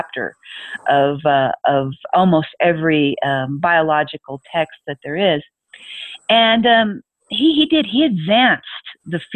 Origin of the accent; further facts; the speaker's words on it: United States; moved away as an adult; in the U.S. since, you know, that is my native country.